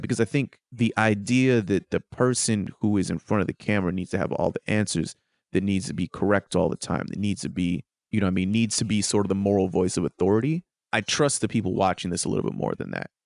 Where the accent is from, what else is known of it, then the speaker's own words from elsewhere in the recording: United States; as an American